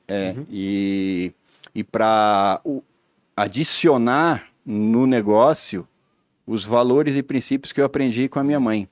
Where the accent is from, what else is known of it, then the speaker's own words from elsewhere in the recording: Blumenau, Santa Catarina, Brazil; also born or lived in Pomerode; eu sou natural de Blumenau, cresci num sítio em Pomerode, mas aos 13 anos de idade eu voltei para Blumenau